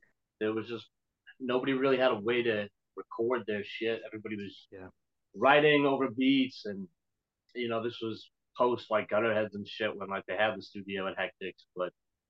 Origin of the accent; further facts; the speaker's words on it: Boston, Massachusetts, United States; also born or lived in South Shore, Massachusetts; I listened to hip hop growing up in Boston, skateboarding and shit. And then I moved to the South Shore when I was like 15, 16